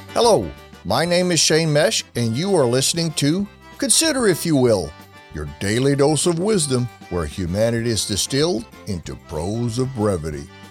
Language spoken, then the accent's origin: English; United States; being an American